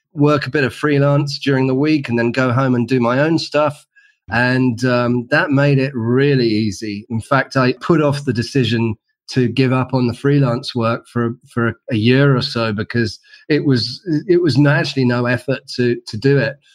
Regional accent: London, United Kingdom; in London, in the UK, as you can probably tell from my accent

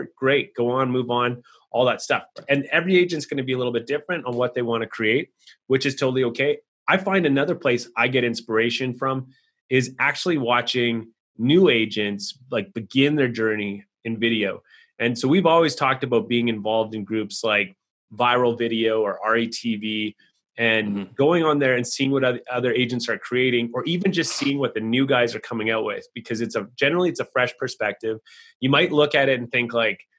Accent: Canada; I'm from Canada. We're just considered the North

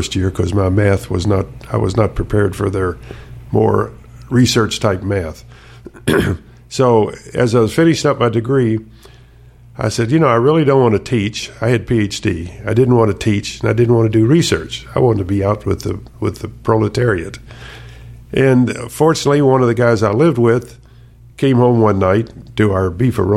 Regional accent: Louisville, Kentucky, United States; moved away as an adult; also born or lived in Schenectady, New York / Pittsburgh, Pennsylvania; I grew up in Louisville, Kentucky, and went to engineering school at the University of Louisville

